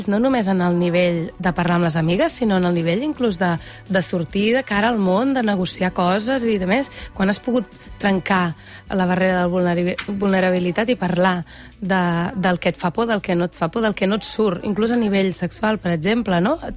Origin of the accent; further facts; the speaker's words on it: Igualada, Catalonia, Spain; Jo sóc d'Igualada.